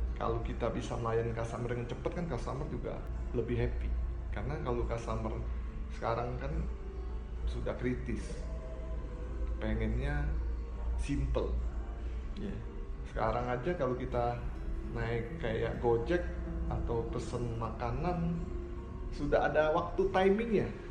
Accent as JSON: {"language": "Indonesian", "town": "Bandung", "region": "West Java", "country": "Indonesia", "said": "saya orang Bandung"}